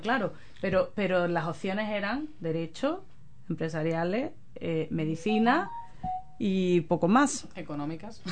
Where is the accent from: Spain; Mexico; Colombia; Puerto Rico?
Spain; now in New Zealand; yo soy de España